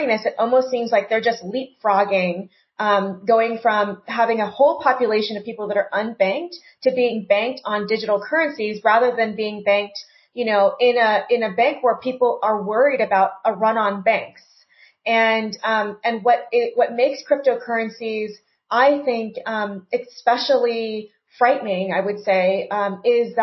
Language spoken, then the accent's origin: English; United States; as an American citizen